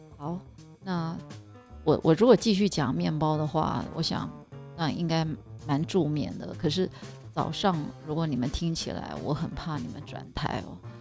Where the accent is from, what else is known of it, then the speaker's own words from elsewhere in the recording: Taiwan; moved away as an adult; also born or lived in New York, United States; 我是台湾人